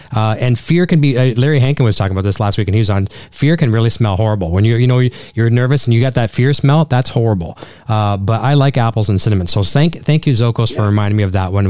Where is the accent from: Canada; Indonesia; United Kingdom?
Canada; as a Canadian, it's in our it's in our DNA